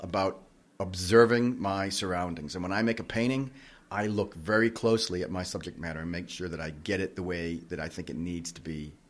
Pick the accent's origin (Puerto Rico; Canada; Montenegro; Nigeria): Puerto Rico; Okay, so I grew up in Puerto Rico. We had a swimming pool, and it was really there that I began to examine my surroundings.